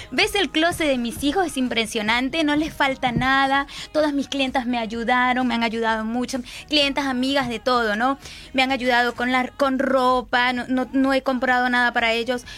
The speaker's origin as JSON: {"language": "Spanish", "town": "Barquisimeto", "region": "Lara", "country": "Venezuela", "moved": "as an adult", "lives_now": "Uruguay", "said": "Somos de Barquisimeto, Estado Lara."}